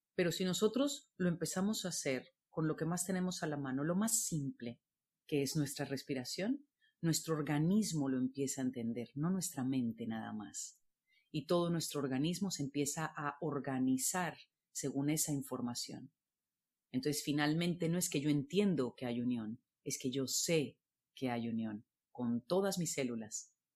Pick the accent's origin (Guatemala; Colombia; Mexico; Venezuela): Colombia; moved away as an adult; also born or lived in Barcelona; yo soy colombiana